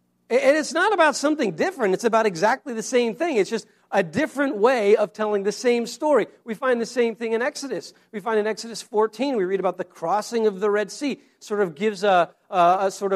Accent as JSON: {"language": "English", "town": "Laramie", "region": "Wyoming", "country": "United States", "tie": "born or raised there", "also_born_or_lived": "Boston, Massachusetts / Maryland", "moved": "as an adult", "said": "I grew up in Laramie, Wyoming"}